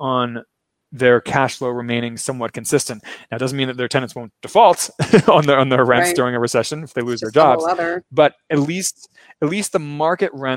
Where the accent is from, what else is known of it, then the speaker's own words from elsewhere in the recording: Baltimore, Maryland, United States; now in Brazil; I'm not from Brazil, of course, as you can tell from my accent. I'm from Maryland. I'm from Baltimore